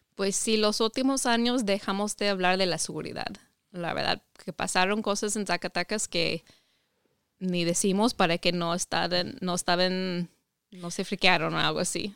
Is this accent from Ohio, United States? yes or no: yes; Ohio, United States; Spanish is a second language; moved away as an adult; also born or lived in Mexico; Yo soy de Estados Unidos, crecí en Ohio, estado de, de Ohio